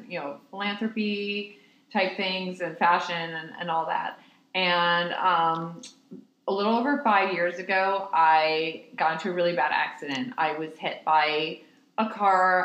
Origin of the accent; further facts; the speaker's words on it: New York, United States; I was born and raised in New York